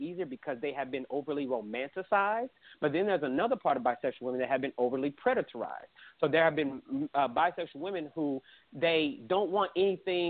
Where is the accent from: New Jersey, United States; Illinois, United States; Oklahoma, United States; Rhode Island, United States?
Oklahoma, United States; Oklahoma City; me growing up in Oklahoma City